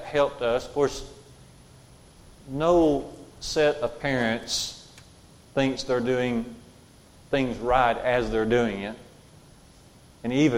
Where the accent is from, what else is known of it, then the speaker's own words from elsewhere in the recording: Jasper, Alabama, United States; We grew up on Highway 5, going out of Jasper, headed toward Russellville